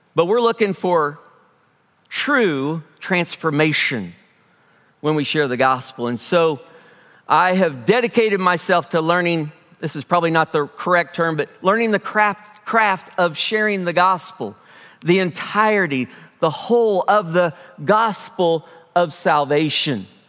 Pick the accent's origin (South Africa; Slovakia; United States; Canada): United States; Springfield; I am from Springfield, grew up here in Springfield